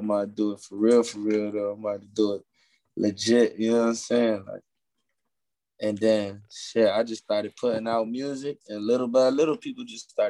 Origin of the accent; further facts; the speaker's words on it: Rochester, New York, United States; I'm from upstate Rochester, New York.